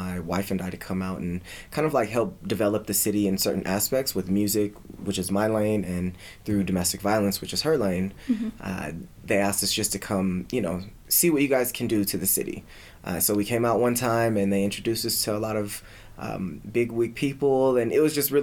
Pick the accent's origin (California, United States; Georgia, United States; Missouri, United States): California, United States; San Diego; moved away as an adult; now in Colorado, United States; I'm from San Diego